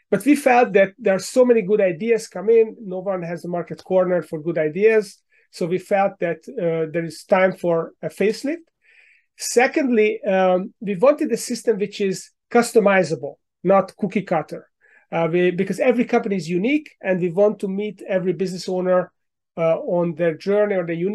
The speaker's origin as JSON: {"language": "English", "country": "Hungary", "second_language": "English", "moved": "yes", "lives_now": "United States", "said": "Uh, but my accent gives me away, so I moved here ten years ago from Hungary in Central Europe."}